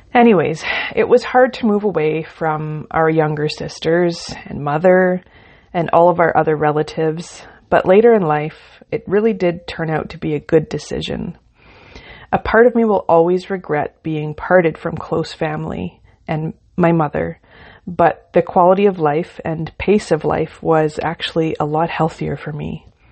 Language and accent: English; Ontario, Canada; I was born in Ontario, and I lived a comfortable country life with my parents and three sisters